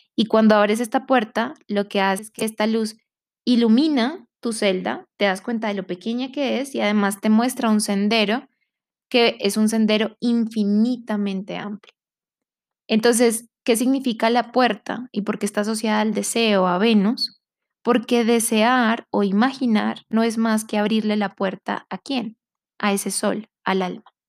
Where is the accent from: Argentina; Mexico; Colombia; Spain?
Colombia; siendo colombiana, siendo de esta comunidad